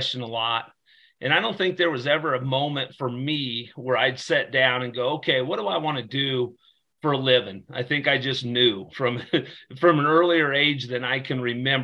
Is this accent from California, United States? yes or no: no; Torrington, Wyoming, United States; I grew up in Torrington, Wyoming, small town Wyoming